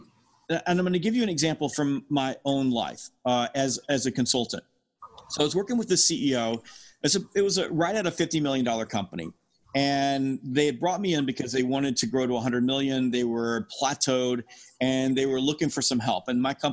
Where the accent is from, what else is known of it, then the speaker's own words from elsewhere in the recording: the South, United States; I'm from the South.